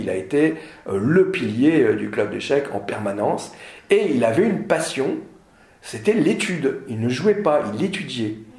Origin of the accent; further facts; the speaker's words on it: Nord, Hauts-de-France, France; je suis du Nord